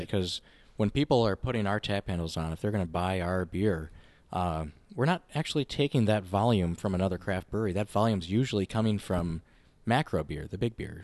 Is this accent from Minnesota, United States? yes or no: yes; Winona, Minnesota, United States; now in Minneapolis, United States; I grew up in Winona